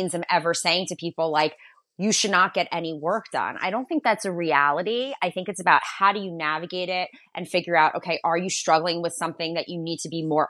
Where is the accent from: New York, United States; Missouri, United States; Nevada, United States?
New York, United States; Long Island; I'm from Long Island. I'm from New York